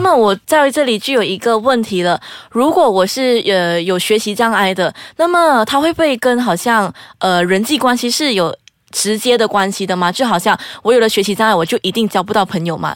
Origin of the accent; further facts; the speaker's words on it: Perlis, Malaysia; 我是身在玻璃市的